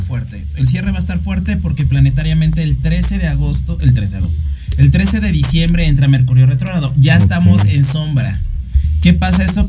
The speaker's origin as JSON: {"language": "Spanish", "country": "Mexico", "said": "yo soy costeño, yo soy de tierra caliente"}